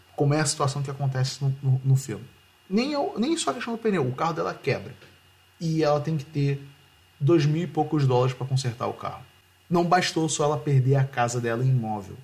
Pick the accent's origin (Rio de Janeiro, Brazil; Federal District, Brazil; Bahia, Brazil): Rio de Janeiro, Brazil; eu sou do Rio